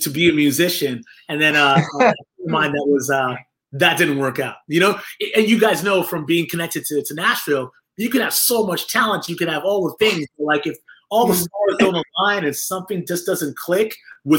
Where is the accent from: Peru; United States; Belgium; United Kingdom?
United Kingdom; England; I was born in England with my older brother, my younger sister, my parents, who are Jamaican